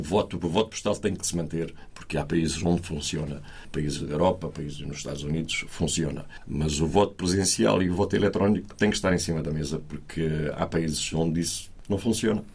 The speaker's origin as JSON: {"language": "Portuguese", "country": "Portugal", "moved": "yes", "said": "nós somos portugueses, somos portugueses de primeira, não somos de segunda"}